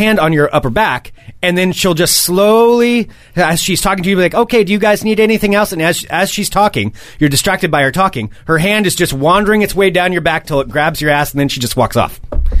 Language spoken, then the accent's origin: English; Willamette Valley, Oregon, United States; now in Portland, United States; I guess I'd be a valley person because I came from the Willamette Valley.